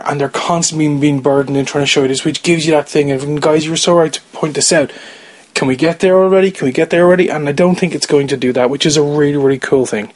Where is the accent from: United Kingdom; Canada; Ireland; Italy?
Ireland; I'm Irish, I'm not from the UK